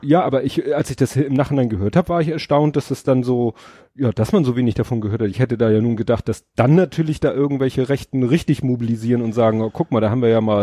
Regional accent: Hamburg, Germany; ich bin ja in Stalzhoop aufgewachsen

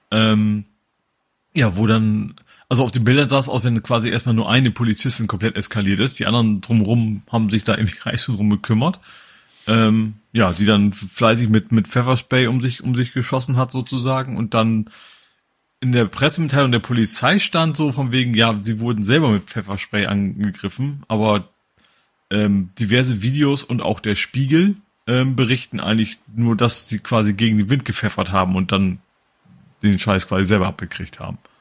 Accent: Hamburg, Germany; Als Hamburger

